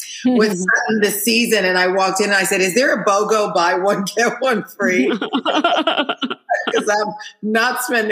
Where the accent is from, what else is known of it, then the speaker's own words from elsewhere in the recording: Haiti; moved away; I'm from Haiti where we didn't have a lot.